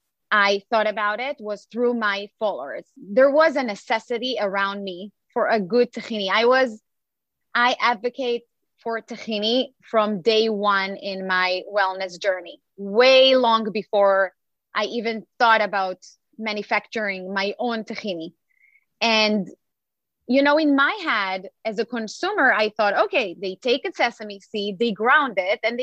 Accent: Israel; English is a second language; now in United States; I was born and raised in Israel

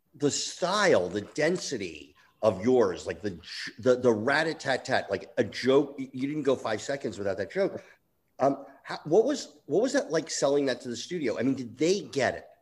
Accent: East Coast, United States; I grew up on the East Coast

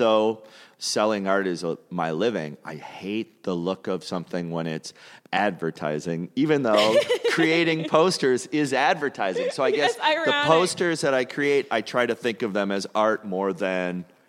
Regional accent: St. Paul, Minnesota, United States; St. Paul, Minnesota.

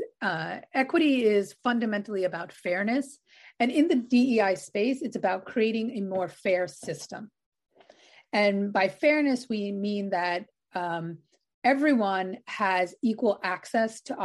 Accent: New York City, New York, United States; I grew up on Staten Island in New York

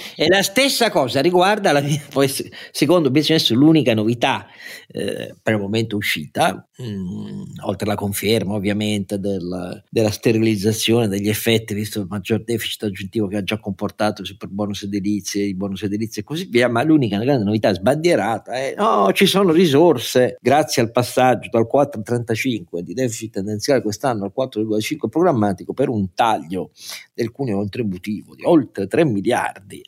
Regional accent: Italy; Io amo il mio paese

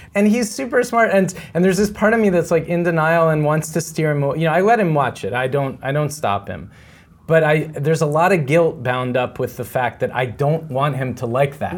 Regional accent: East Coast, United States; I'm from the East Coast

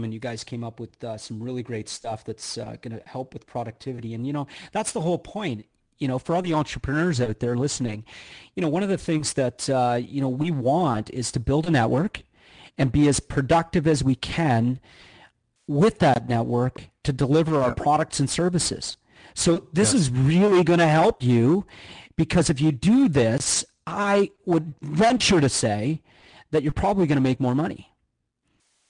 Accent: Canada; now in United States; I'm Canadian

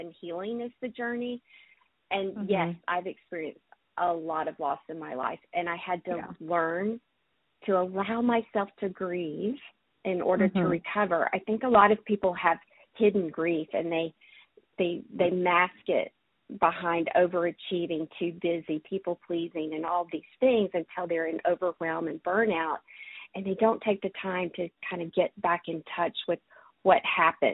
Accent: Alabama, United States; moved away as an adult; also born or lived in Montreal; I grew up in Alabama in the Bible Belt

